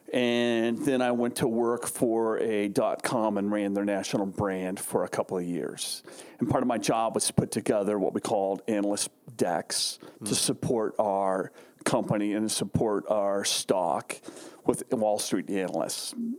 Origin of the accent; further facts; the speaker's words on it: Carlsbad, California, United States; also born or lived in Arizona; I grew up in San Diego, uh, actually Carlsbad to be exact